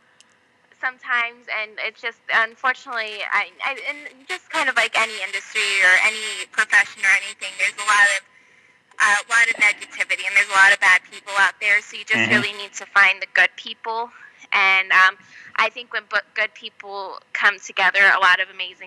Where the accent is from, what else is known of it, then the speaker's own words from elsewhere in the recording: Las Vegas, Nevada, United States; I'm born and raised in Vegas, but most of my family's from New York.